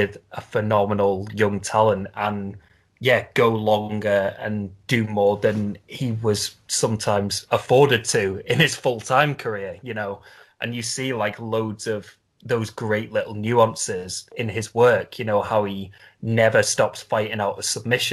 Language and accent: English; Liverpool, North West England, United Kingdom; Liverpool, which is basically my hometown